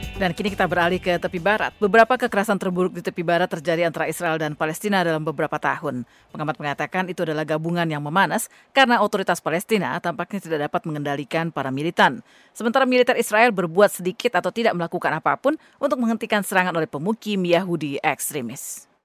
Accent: Aceh, Indonesia; now in Washington DC, United States; di kampung saya dulu di Aceh

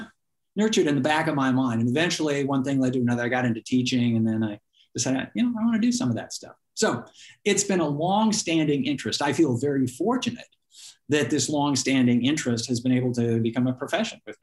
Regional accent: Portland, Oregon, United States; I grew up in Portland, Oregon

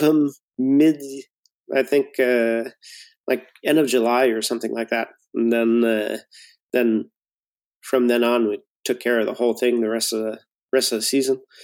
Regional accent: near Montreal, Quebec, Canada; also born or lived in Bromont, Quebec; west of uh, uh, off of the island of Montreal

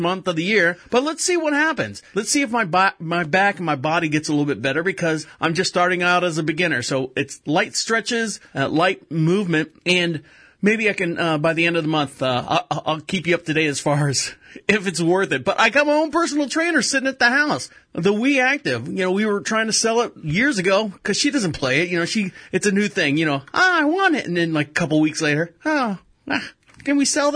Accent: Orlando, Florida, United States; moved away as an adult; now in Charlotte, United States; I was born and raised in Orlando, Florida, and we moved up to North Carolina, Charlotte, North Carolina, probably about 8 years ago now

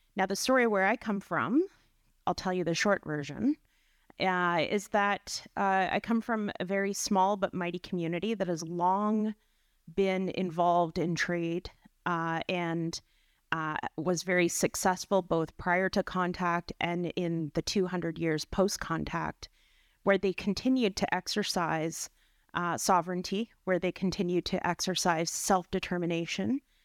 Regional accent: Dokis First Nation, Ontario, Canada; I'm from Doe Keys First Nation with relations in Nipissing First Nation.

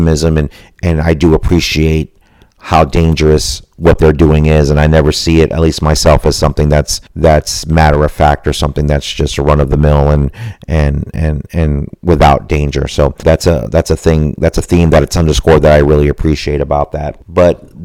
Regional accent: Florida, United States; myself growing up in Florida, I've had close proximity to the space program

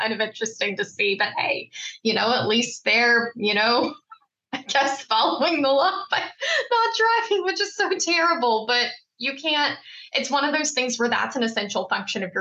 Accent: Mississippi, United States; now in Maryland, United States; I grew up in Mississippi

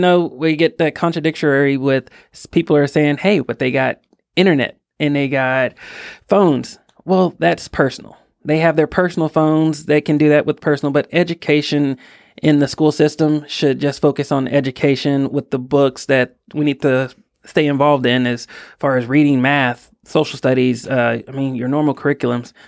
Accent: Fort Worth, Texas, United States; I was born and raised in Fort Worth, Texas

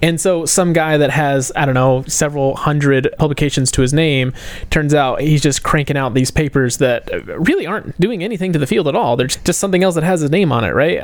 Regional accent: United States; as an American, I recognize that I have a bit of a bias toward individualism

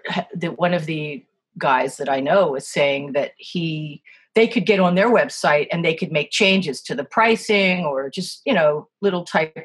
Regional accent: East Coast, United States; also born or lived in California; now in Vermont, United States; I moved here from California, although I am from the East Coast originally.

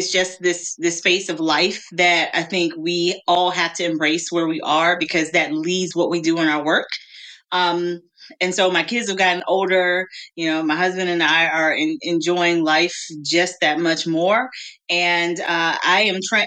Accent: Greenville, Mississippi, United States; I'm from the Mississippi Delta. I'm a Southern girl. I was born and raised in Greenville, Mississippi

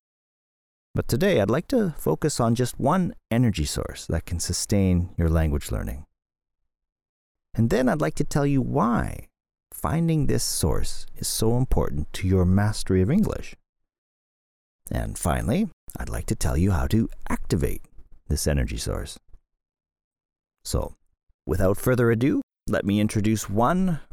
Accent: Canada; now in Tokyo, Japan; my home country, Canada

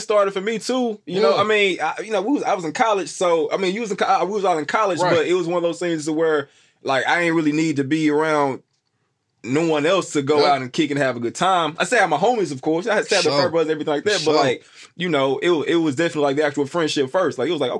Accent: Memphis, Tennessee, United States; I'm from Memphis, too.

